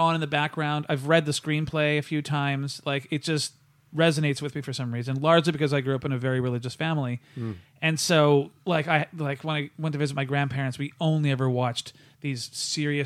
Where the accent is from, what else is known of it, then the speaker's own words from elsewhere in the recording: Vancouver, British Columbia, Canada; I grew up watching Sunday night comedy on Channel 12 here in Vancouver